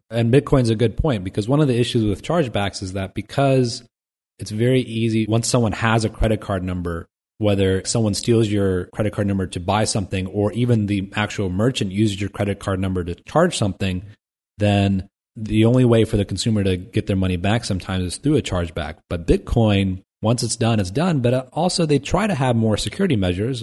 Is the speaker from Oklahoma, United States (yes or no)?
no; Dayton, Ohio, United States; Dayton, Ohio, my hometown